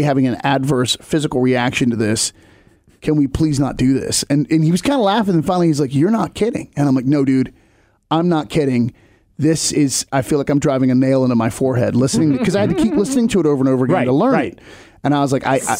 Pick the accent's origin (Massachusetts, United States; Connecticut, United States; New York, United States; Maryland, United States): Maryland, United States; Cumberland; moved away; my hometown there in Cumberland, Maryland